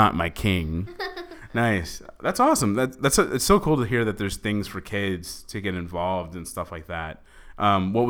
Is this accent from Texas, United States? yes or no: yes; Texas, United States; now in Los Angeles, United States; I'm from the South. I'm from Texas